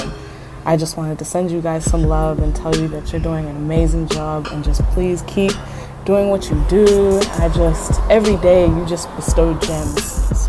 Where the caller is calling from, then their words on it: Australia; I'm coming from Australia, and I've been following your family for years and years